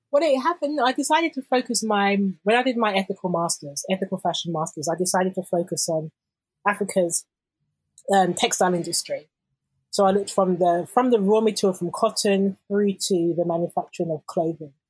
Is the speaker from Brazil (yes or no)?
no; London, United Kingdom; growing up in London